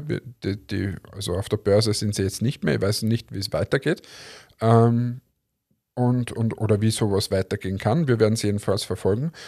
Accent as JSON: {"language": "German", "town": "Linz", "region": "Upper Austria", "country": "Austria", "said": "als Linzer"}